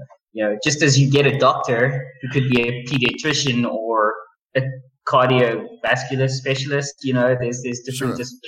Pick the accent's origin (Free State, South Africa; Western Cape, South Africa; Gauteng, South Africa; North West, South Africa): Gauteng, South Africa; Pretoria; also born or lived in Johannesburg; I went to school in Joburg. Okay. I'm from Pretoria. I was born here. I'm staying here.